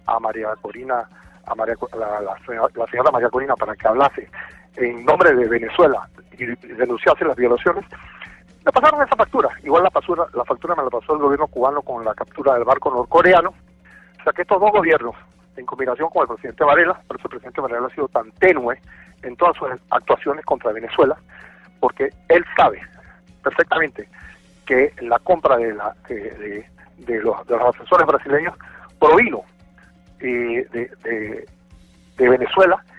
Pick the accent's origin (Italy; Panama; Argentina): Panama; Yo soy el único panameño